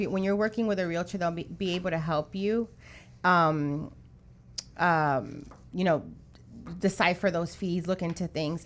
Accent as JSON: {"language": "English", "region": "New York", "country": "United States", "moved": "yes", "lives_now": "Miami, United States", "said": "I'm from New York"}